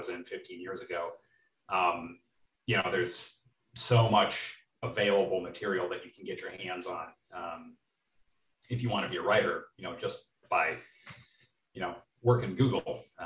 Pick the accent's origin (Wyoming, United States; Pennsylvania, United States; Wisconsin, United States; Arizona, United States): Wisconsin, United States; Western; I grew up in Western Wisconsin, kind of in the middle of the country